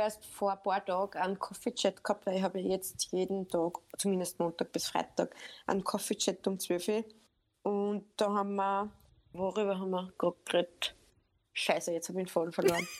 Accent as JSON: {"language": "German", "region": "Upper Austria", "country": "Austria", "said": "bin aus Oberösterreich"}